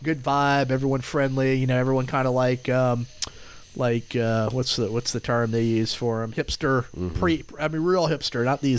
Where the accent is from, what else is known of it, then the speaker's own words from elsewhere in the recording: Sanford, Florida, United States; moved away as an adult; also born or lived in Charlotte, North Carolina / Lake Mary, Florida; now in Gainesville, United States; Central Florida. Yep, Sanford, Lake Mary.